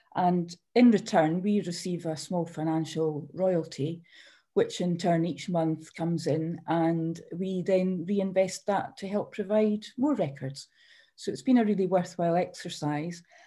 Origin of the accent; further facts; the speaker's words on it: Edinburgh, Scotland, United Kingdom; also born or lived in Fife; I was born in Edinburgh